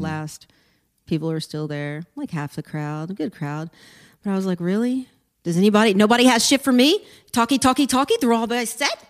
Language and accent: English; Port Arthur, Texas, United States; moved away; also born or lived in Austin, Texas; I grew up in Port Arthur, Texas